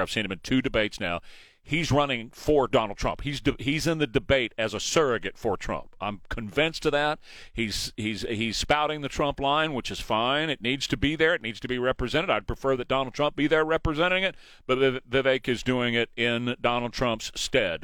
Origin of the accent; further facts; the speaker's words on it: San Antonio, Texas, United States; I grew up in San Antonio